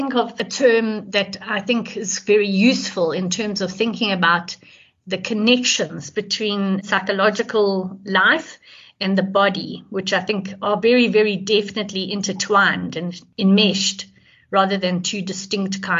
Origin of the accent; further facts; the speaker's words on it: Johannesburg, Gauteng, South Africa; I'm from Johannesburg in South Africa.